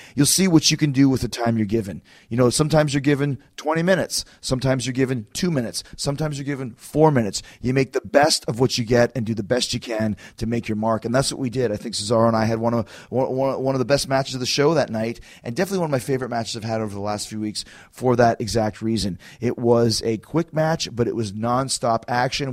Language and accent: English; Winnipeg, Manitoba, Canada; I'm from Canada